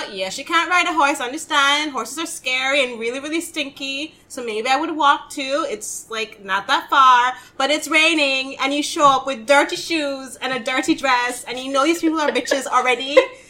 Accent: Jamaica; I'm Jamaican.

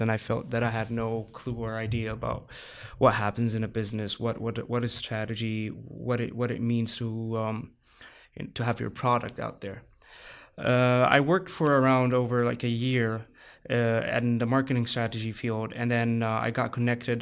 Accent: Saudi Arabia; also born or lived in Egypt / Cairo, Egypt; now in San Diego, United States; I grew up in, in Saudi Arabia. Uh, I moved then later to Egypt.

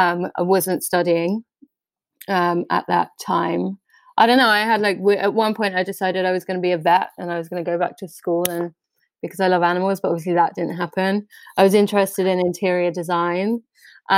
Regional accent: London, United Kingdom; I'm from London originally, North London or Camden

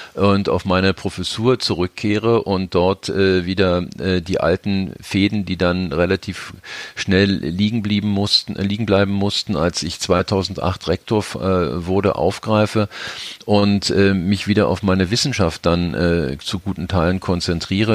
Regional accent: Berlin, Germany; also born or lived in Upper Rhine; als Berliner

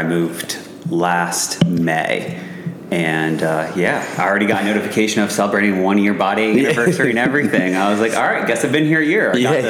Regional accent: Norwalk, Connecticut, United States; moved away as an adult; also born or lived in Virginia / Nashville; I grew up right outside of New York City in Connecticut. Got to shout out all my Norwalk CT people. grew up there most of my life. And then went to college in Virginia, JMU.

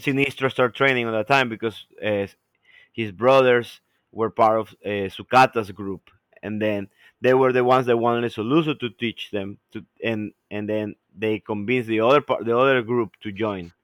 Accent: Ecuador; now in United States; we come from Ecuador, which are places so far away from main, like, from, from, from, from the United States

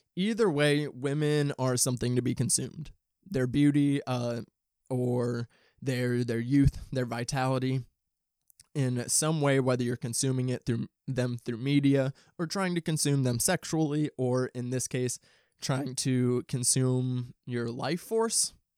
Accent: St. Louis, Missouri, United States; moved away as an adult; now in Los Angeles, United States; I'm from the Midwest. I'm not from L A originally. I'm from Saint Louis, Saint Louis, Missouri. And I moved out here two years ago

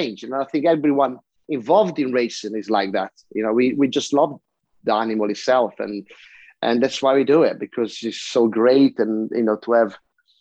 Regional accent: Italy; I come from Italy

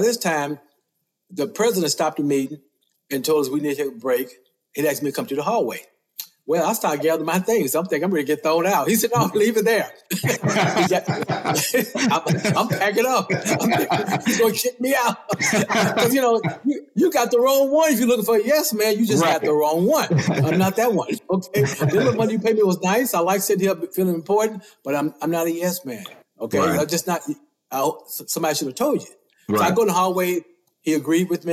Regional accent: Memphis, Tennessee, United States; we grew up in North Memphis

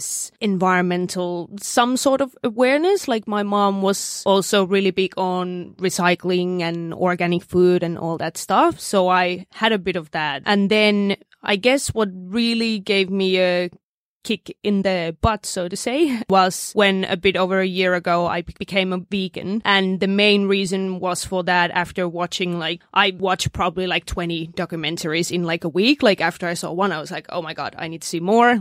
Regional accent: Finland; now in Australia; I'm originally from Finland.

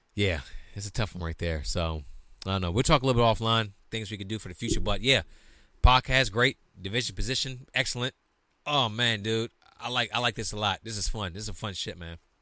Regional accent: the East, East Coast, United States; I'm from the East

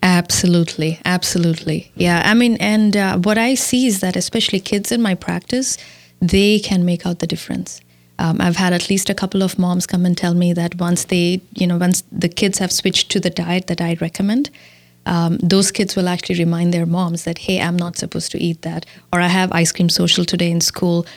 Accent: India; moved away as an adult; now in Milwaukee, United States; I was born and raised in India and I came to the U S in two thousand and four

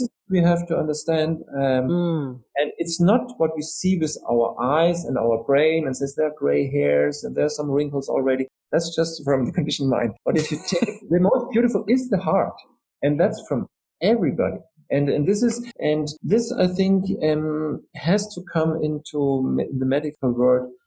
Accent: Austria; I'm from Austria. You know, we're very proud about Mozart

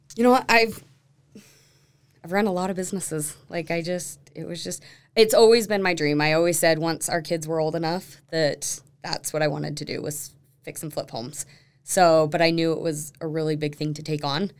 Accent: Sandy, Utah, United States; also born or lived in Draper, Utah; now in Alpine, United States; Born and raised in Sandy

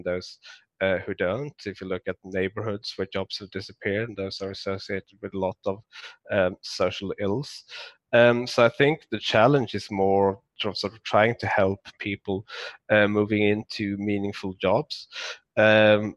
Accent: Skåne, Sweden; moved away; it's close to where I grew up in Sweden. So Malmö

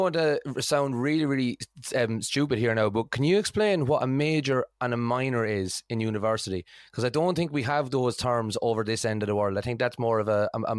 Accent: Ireland; now in United Kingdom; same here. I'm from Ireland, and the UK system of schooling is totally, totally different from the way it is in Ireland.

